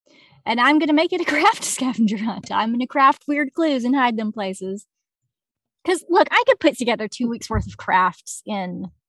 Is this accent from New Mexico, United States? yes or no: no; Arkansas, United States; also born or lived in Seattle; I know that I rag on my home state a lot.